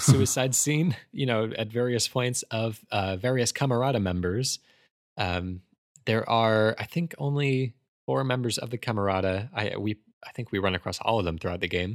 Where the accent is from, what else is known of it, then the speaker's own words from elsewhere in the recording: United States; I am painfully American